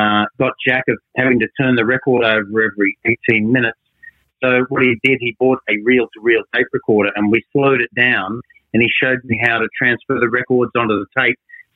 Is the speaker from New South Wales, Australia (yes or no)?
yes; Sydney, New South Wales, Australia; also born or lived in Wagga Wagga, New South Wales; I was born in Wagga Wagga in New South Wales, and on the first day before decimal currency came in, and then Mum and Dad brought me up in Sydney